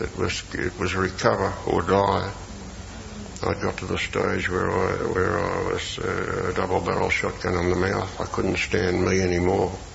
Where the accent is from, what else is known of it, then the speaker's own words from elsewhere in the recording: Melbourne, Victoria, Australia; I came from North Melbourne